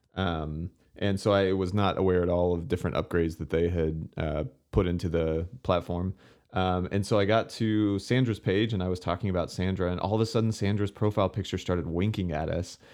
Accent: Houston, Texas, United States; growing up in the Houston area

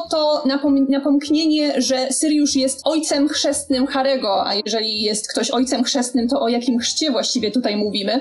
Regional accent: Bielsko-Biała, Silesian Voivodeship, Poland; now in Warsaw, Poland; u mnie w Bielsku premiery Harry'ego Pottera o północy to był szał

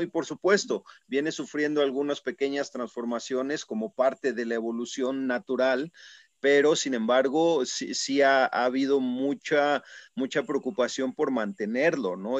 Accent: Puebla, Mexico; Yo mismo soy, soy poblano

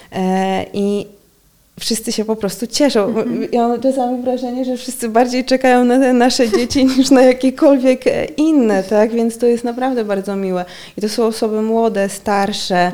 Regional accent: Lublin, Lublin Voivodeship, Poland; moved away as an adult; now in Warsaw, Poland; Ja jestem z Lublina

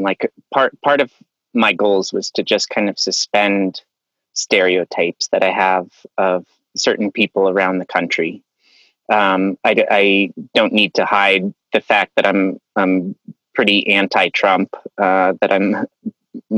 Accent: Aspen, Colorado, United States; I grew up in Aspen, Colorado.

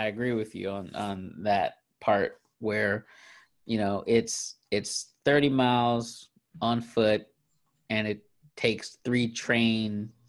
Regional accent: California, United States; we're from California

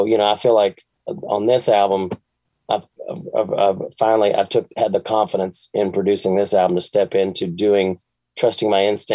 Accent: Bowling Green, Kentucky, United States; I grew up in Bowling Green, Kentucky

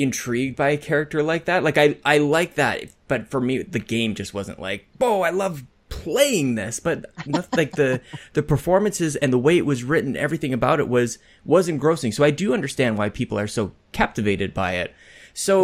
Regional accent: Canada; I'm Canadian

